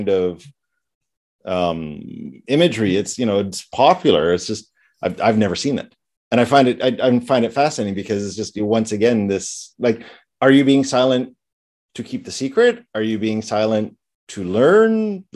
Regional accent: England, United Kingdom; I'm an Englishman. I pronounce everything like an Englishman

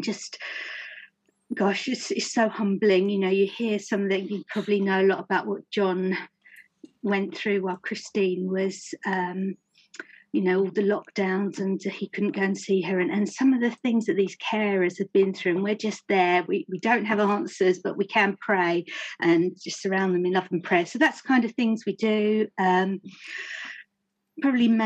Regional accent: Romford, London, United Kingdom; I'm an Essex girl. I was born and brought up in Romford.

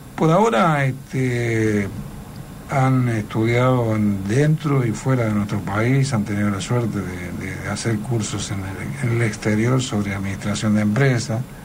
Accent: Córdoba, Argentina; soy muy cordobés y además me ha ido muy bien acá

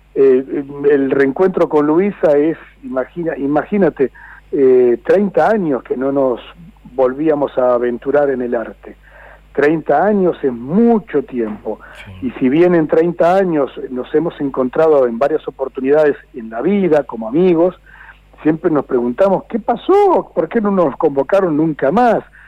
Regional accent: Juan Lacaze, Colonia, Uruguay; now in Argentina; aquel entonces donde yo nací, cuando yo nací eran si no me equivoco, 12.000, 10.000 habitantes.

